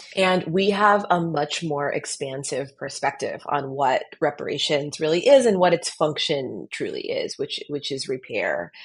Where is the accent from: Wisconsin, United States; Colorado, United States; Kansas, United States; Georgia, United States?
Colorado, United States; the experience of growing up in Colorado